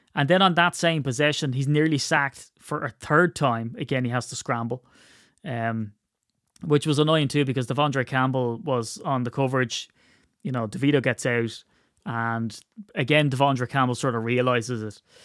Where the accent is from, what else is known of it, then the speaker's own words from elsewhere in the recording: Ireland; I'm Irish